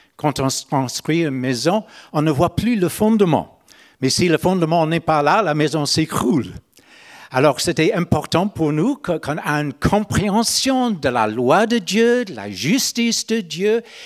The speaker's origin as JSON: {"language": "French", "region": "Northern Ireland", "country": "United Kingdom", "tie": "born or raised there", "second_language": "French", "moved": "as an adult", "said": "Moi, je suis né en Irlande du Nord. Mais à l'âge de 30 ans, j'ai changé de juridiction. J'ai allé dans la République de l'Irlande"}